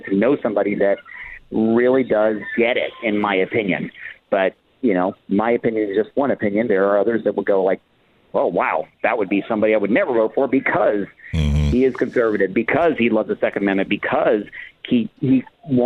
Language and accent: English; Santee, California, United States; my hometown, right here, Santee